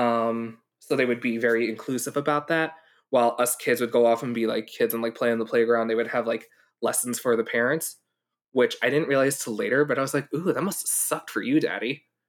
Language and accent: English; New York, United States; also born or lived in Hong Kong; I grew up in New York, too